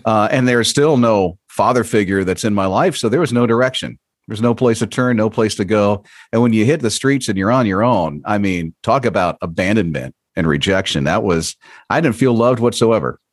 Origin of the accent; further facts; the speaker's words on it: Florida, United States; I'm from Florida